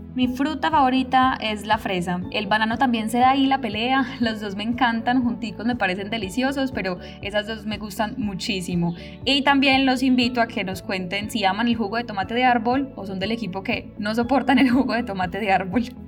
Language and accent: Spanish; Antioquia, Colombia; donde se encuentra ubicado nuestro departamento